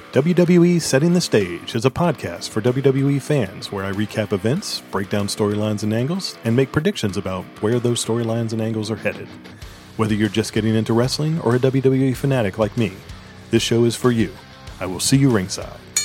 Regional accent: Virginia, United States; I'm from Virginia

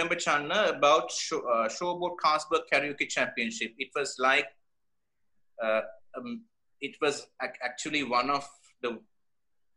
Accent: Kandy, Central Province, Sri Lanka; I grew up in Kandy.

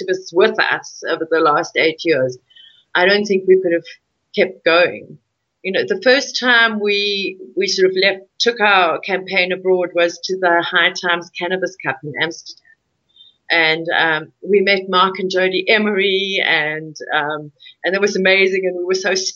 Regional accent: South Africa; my ancestors came here in 1820, so I'm very much entrenched as a South African

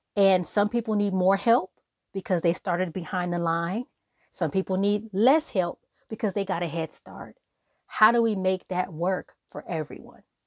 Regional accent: Los Angeles, California, United States; I'm from South Central Los Angeles. I literally live down the street from where Nipsey Hussle was killed on Crenshawn Slauson.

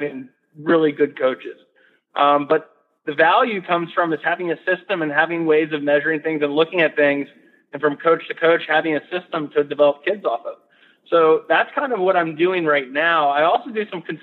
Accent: Gaithersburg, Maryland, United States; I come from Gaithersburg, Maryland, which is a pretty busy suburb just outside D.C.

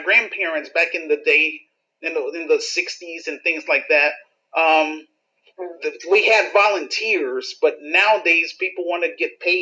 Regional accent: Chicago, Illinois, United States; my hometown in Chicago

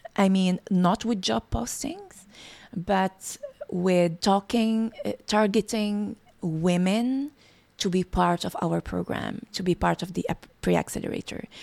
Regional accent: Morocco; moved away as an adult; now in Montreal, Canada; I was born in Morocco and lived uh, my first 20 years um, uh, there. Uh, I grew up watching my parents work hard

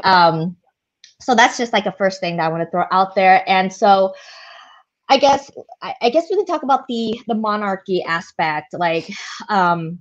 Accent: United States; we're American

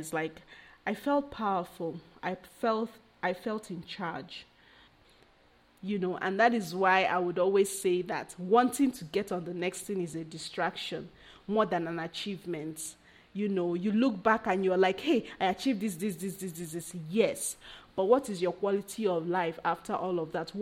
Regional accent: Nigeria; I'm Nigerian

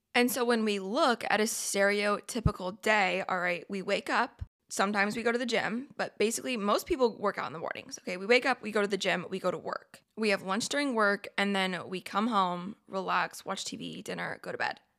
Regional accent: Oregon, United States; I'm from Oregon, went to Oregon State

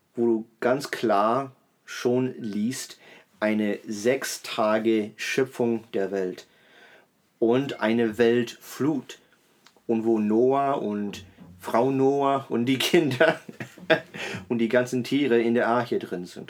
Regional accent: Berlin, Germany; ich bin eben in Berlin groß geworden

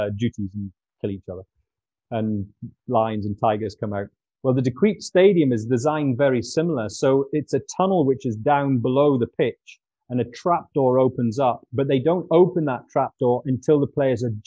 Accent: Newcastle upon Tyne, North East England, United Kingdom; my hometown club, Newcastle United

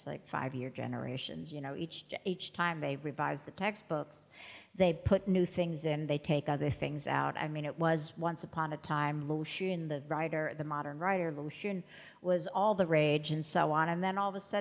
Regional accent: United States; I'm an American working in Chinese history

